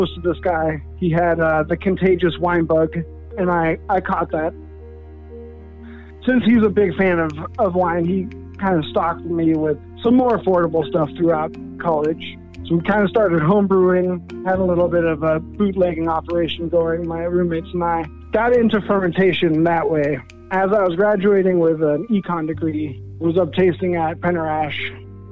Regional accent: Denmark; now in Portland, United States; I was born in Denmark

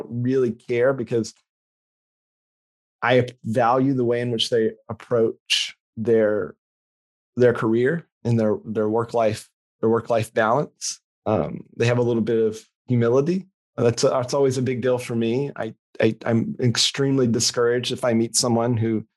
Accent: West Tennessee, United States; moved away as an adult; also born or lived in Memphis, Tennessee; now in Portland, United States; I grew up in a tiny farming community, 4,000 people in West Tennessee

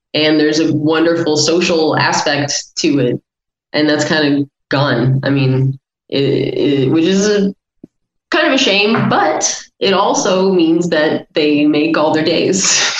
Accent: United Kingdom; Yes, I am British.

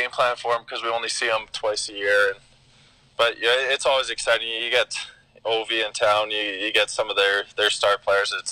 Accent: Boca Raton, Florida, United States; also born or lived in St. Louis; my early childhood was was spent in Boca Raton down in Florida.

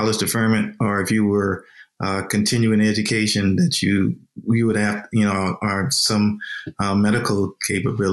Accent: Savannah, Georgia, United States; growing up in Savannah, Georgia

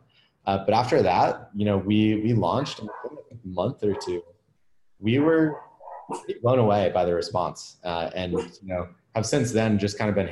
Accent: Washington, District of Columbia, United States; moved away as an adult; also born or lived in San Francisco, United States; now in Austin, United States; I grew up in like the DC area and then moved out to San Francisco to work in tech

